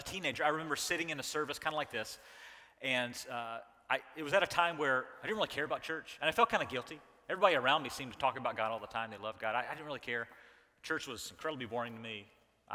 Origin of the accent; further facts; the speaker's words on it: the South, United States; I was raised in the South